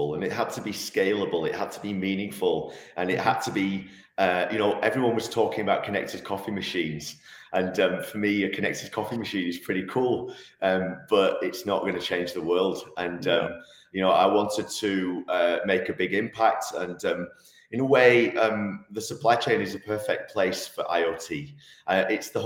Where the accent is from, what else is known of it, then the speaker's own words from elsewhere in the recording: Manchester, North West England, United Kingdom; moved away as an adult; now in Switzerland; I'm actually from Manchester originally. I moved to Switzerland in 2002